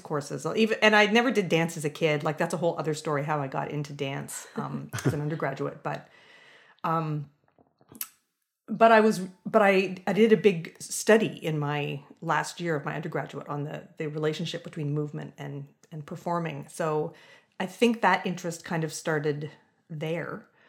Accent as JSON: {"language": "English", "town": "London", "region": "Ontario", "country": "Canada", "tie": "born or raised there", "said": "I grew up in London, Ontario, so sort of a medium-sized city, um, in Southern Ontario"}